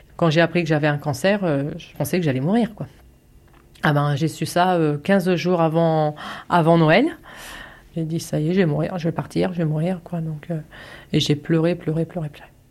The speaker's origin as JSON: {"language": "French", "town": "Longny-au-Perche", "region": "Normandy", "country": "France", "tie": "born or raised there", "also_born_or_lived": "Alençon", "said": "j'ai fait toutes mes classes ici, le collège, la primaire, tout."}